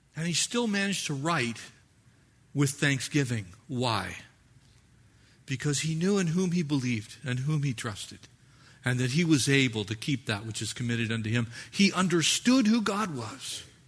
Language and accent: English; United States; we are American Christians